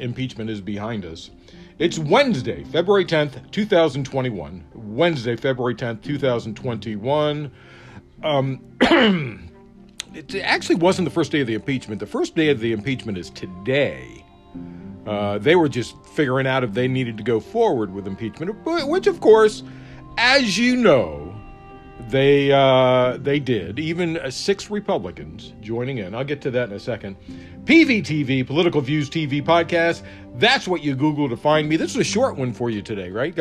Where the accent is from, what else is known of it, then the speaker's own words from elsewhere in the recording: Prince George's County, Maryland, United States; I grew up in Prince George's County, Maryland.